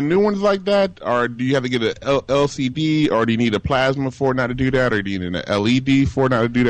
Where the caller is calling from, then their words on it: Virginia Beach, Virginia, United States; Hey, Scott. It's … from Virginia Beach.